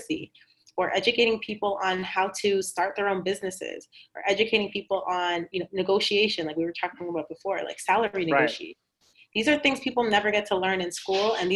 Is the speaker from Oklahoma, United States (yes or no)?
no; Boston, Massachusetts, United States; also born or lived in Cambridge, Massachusetts; I was born and raised in Cambridge and then Boston. So I am, you know, a Massachusetts girl